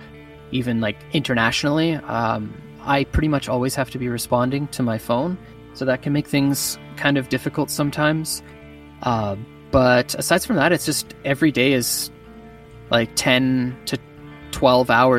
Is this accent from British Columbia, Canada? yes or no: yes; Vernon, British Columbia, Canada; also born or lived in Kamloops, BC / Cranbrook, BC / West Kelowna, BC; that's kind of where I grew up. I went to school in Vernon, BC